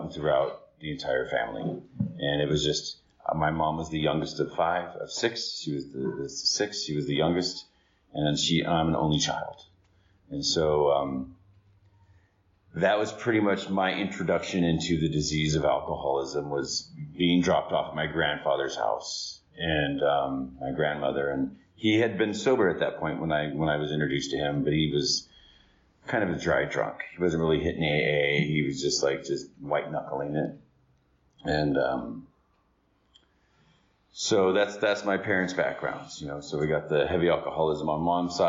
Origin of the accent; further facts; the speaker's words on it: Riverside, California, United States; I was born in Riverside in 72